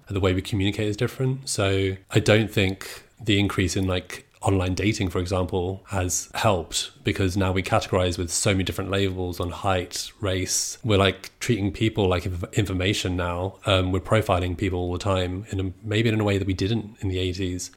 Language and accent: English; Brighton, South East England, United Kingdom; I grew up in Brighton